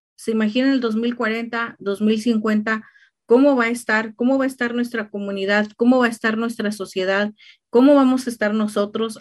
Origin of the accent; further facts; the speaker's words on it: Mexico; now in Riverside, United States; México, de donde soy yo